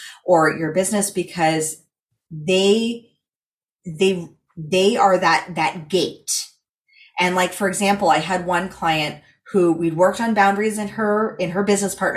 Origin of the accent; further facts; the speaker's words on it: California, United States; I come from California